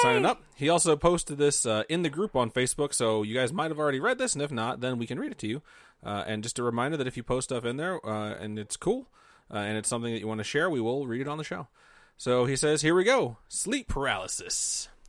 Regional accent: Indiana, United States; I grew up in Indiana

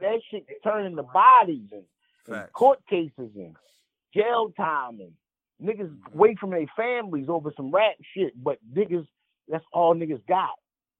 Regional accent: Philadelphia, Pennsylvania, United States; I come from Philly, where a battle rap can turn into a fucking homicide quickly.

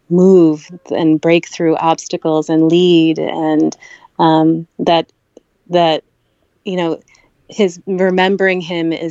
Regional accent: Kerala, India; Uh, I, growing up in Kerala

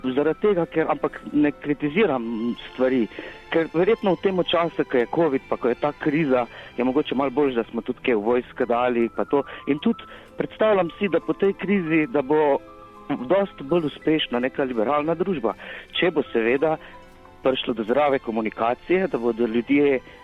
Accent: Slovenia; smo Slovenci

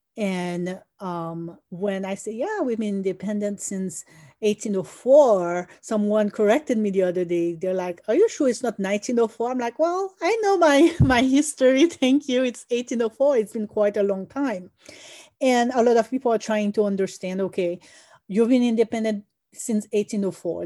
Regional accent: Haiti; growing up in Haiti in the 90s

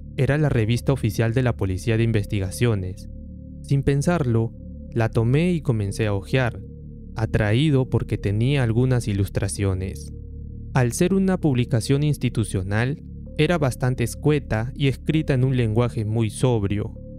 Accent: Peru; quienes somos de Perú

